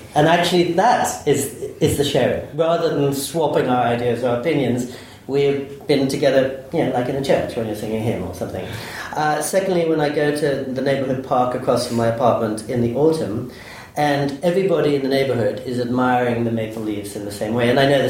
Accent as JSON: {"language": "English", "region": "England", "country": "United Kingdom", "tie": "born or raised there", "also_born_or_lived": "United States", "lives_now": "Kyoto, Japan", "said": "I did move straight from Midtown Manhattan to a temple in Kyoto, because I thought, growing up in England and the United States, I'd been taught how to speak."}